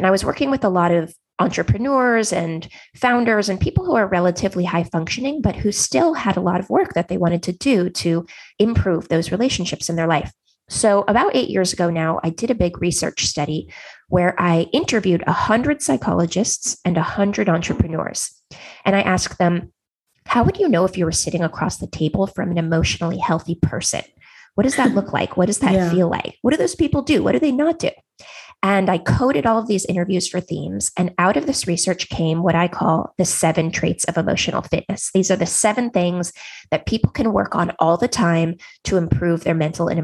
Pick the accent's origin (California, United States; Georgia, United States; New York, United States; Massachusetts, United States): California, United States; Silicon Valley; I grew up in Silicon Valley